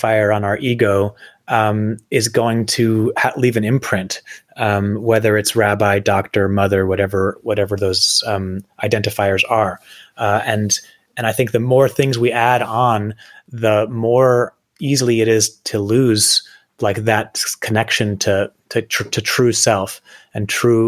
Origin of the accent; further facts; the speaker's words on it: New Jersey, United States; I grew up in New Jersey.